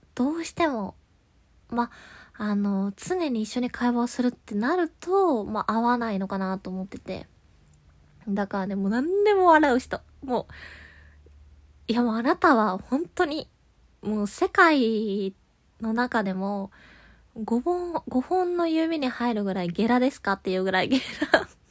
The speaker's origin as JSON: {"language": "Japanese", "region": "Kansai", "country": "Japan", "tie": "born or raised there", "said": "関西で生まれ育った"}